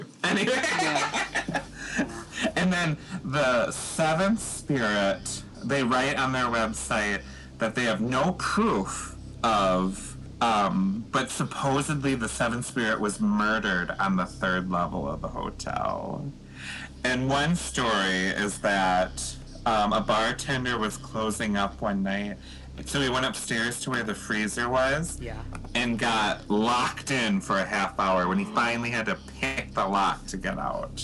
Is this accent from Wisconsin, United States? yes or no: yes; Eau Claire, Wisconsin, United States; also born or lived in West Allis, Wisconsin; I'm from Eau Claire.